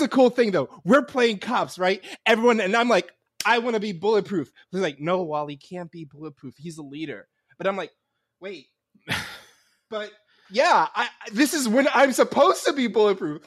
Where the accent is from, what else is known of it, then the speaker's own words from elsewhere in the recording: New York City, New York, United States; I grew up in New York City, but I grew up in like the Upper West Side